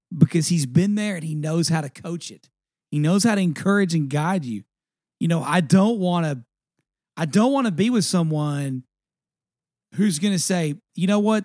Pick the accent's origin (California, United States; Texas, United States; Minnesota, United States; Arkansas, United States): Texas, United States; East; I grew up in East Texas